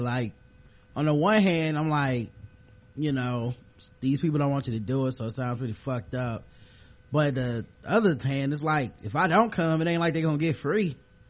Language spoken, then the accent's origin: English; United States; I'm American, I'm a black, and I'm a woman.